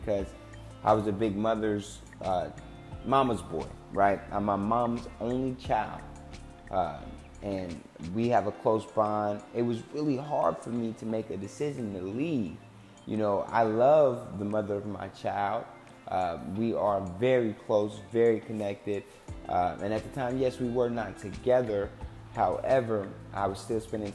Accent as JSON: {"language": "English", "town": "Cincinnati", "region": "Ohio", "country": "United States", "moved": "as an adult", "lives_now": "Tempe, United States", "said": "I am originally from Cincinnati, Ohio. I'm currently residing in Tempe, Arizona."}